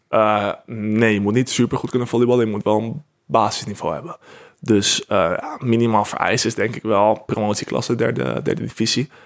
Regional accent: Netherlands; wij als Nederlanders

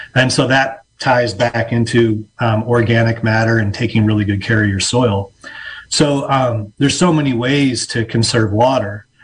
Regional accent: Illinois, United States; moved away as an adult; now in Mendocino County, United States; I am from Illinois originally and uh, made my way out west like so many other people

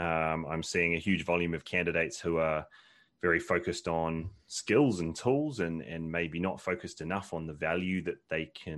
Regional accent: New Zealand; moved away as an adult; now in United Kingdom; But yeah, no, I'm from New Zealand originally. So that's where most of the twang comes from. And then I've been in the UK for about 12 years now

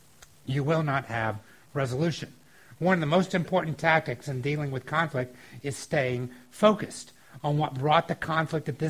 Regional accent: the South, United States; Growing up in the South, one of the things sometimes you would watch on TV was professional wrestling.

